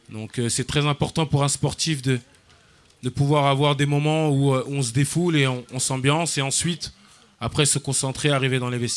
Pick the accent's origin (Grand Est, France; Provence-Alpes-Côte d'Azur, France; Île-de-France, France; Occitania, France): Île-de-France, France; Clichy-sous-Bois; also born or lived in Paris; j'ai 28 ans. Donc j'ai grandi à la Forestière je suis arrivé euh, sur Clichy-sous-Bois dans les années 94. Euh, donc, euh, je venais de Paris 18e.